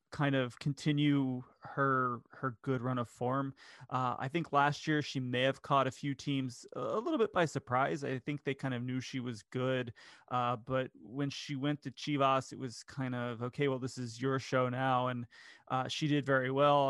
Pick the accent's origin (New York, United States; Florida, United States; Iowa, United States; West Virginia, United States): Florida, United States; Daytona Beach; I grew up in Central Florida. Um, I lived in Daytona Beach